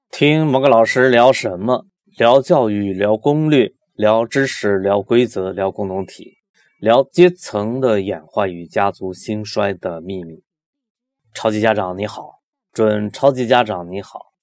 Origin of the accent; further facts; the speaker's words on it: Loudi, Hunan, China; 我的家乡就是湘军故里